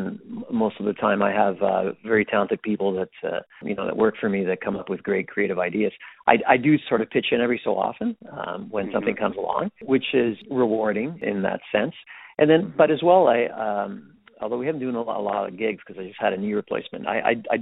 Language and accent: English; Ottawa, Ontario, Canada; we're originally from Ottawa